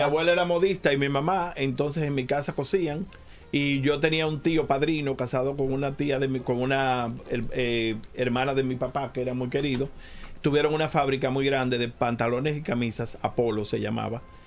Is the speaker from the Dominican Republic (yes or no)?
yes; Santiago de los Caballeros, Santiago, Dominican Republic; el carnaval de mi pueblo fue muy importante, el carnaval de Santiago